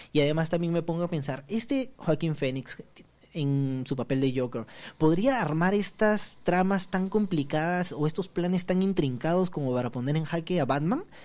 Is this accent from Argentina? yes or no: no; Peru; como peruanos